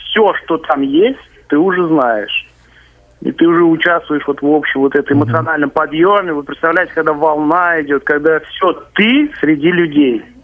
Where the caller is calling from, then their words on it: Kazan, Tatarstan, Russia; Я звоню вам из Казани.